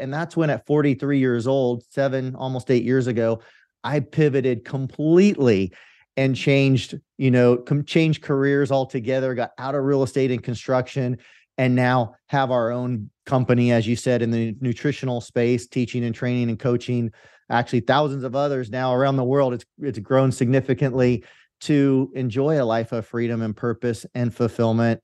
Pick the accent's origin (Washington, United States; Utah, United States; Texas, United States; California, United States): California, United States; Central Valley of; I grew up in the Central Valley of California in farmland